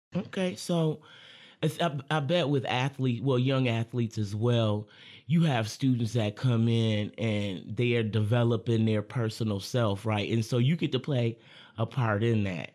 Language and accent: English; Lansing, Michigan, United States; I'm a Lansing local